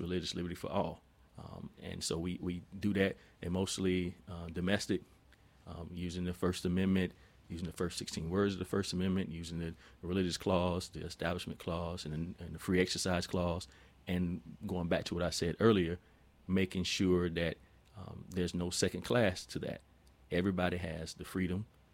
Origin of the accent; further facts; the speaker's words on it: Millen, Georgia, United States; Never saw a mosque growing up in Millen, Georgia